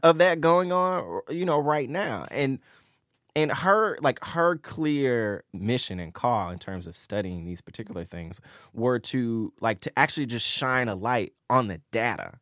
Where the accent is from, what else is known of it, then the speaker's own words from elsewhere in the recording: Memphis, Tennessee, United States; I'm from Memphis